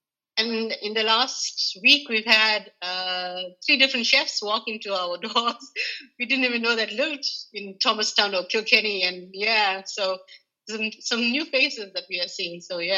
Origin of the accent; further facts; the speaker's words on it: South Africa; because we are, I'm South African, we've done quite a few South African gatherings here in the north, here in the, Ireland and in the north.